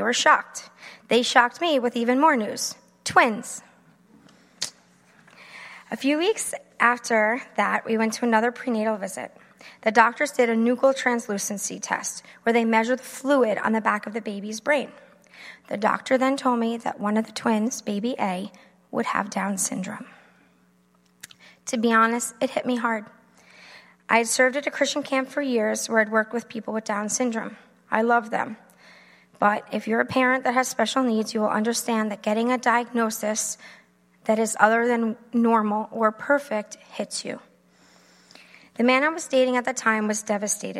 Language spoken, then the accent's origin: English; Long Island, New York, United States; I am from Long Island. Try not to talk like it.